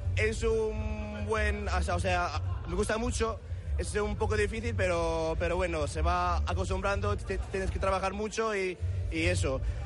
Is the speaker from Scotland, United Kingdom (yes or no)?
no; Reading, South East England, United Kingdom; now in Cardiff, United Kingdom; Nací en Inglaterra, eh, nací en Reading y y yo tengo familia eh, en España, mi madre es de Valencia y mi padre es, de Madrid